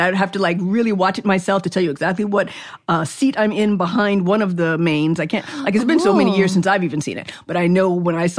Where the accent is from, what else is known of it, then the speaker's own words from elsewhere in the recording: New York City, New York, United States; I'm from the Boogie Down, the Boogie Down Bronx